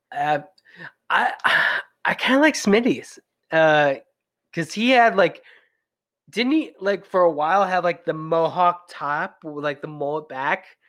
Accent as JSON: {"language": "English", "region": "Western New York", "country": "United States", "said": "I'm from Western New York"}